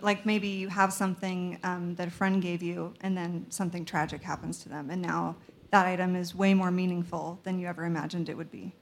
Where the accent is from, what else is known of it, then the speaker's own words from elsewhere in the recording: Salt Lake City, Utah, United States; I'm from Salt Lake